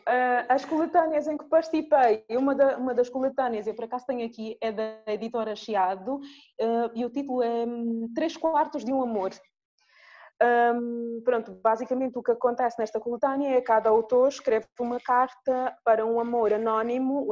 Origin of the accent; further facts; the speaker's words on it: Angola; sou angolana